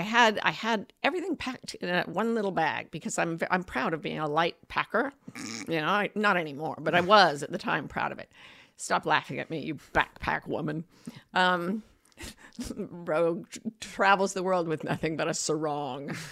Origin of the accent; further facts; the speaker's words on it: United States; I'm American